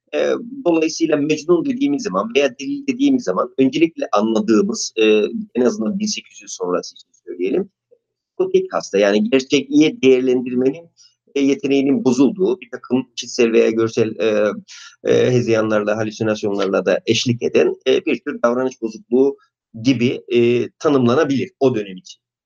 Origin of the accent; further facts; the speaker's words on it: Artvin, Turkey; moved away; also born or lived in Istanbul; Artvin'de doğdum